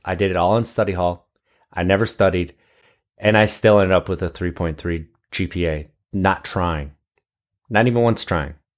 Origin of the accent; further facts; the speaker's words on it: Wisconsin, United States; I grew up in Wisconsin.